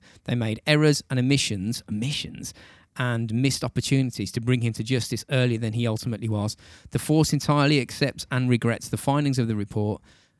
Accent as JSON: {"language": "English", "region": "Wales", "country": "United Kingdom", "said": "I'm from Wales."}